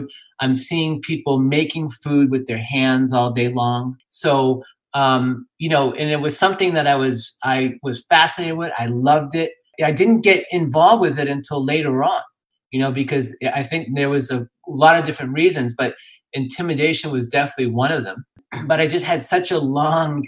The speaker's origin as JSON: {"language": "English", "town": "Boston", "region": "Massachusetts", "country": "United States", "tie": "born or raised there", "said": "I grew up in Boston"}